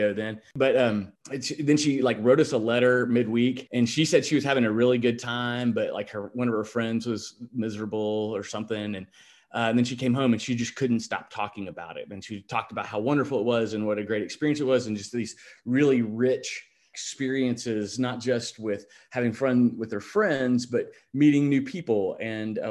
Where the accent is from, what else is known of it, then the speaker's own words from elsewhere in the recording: Little Rock, Arkansas, United States; I grew up in Little Rock.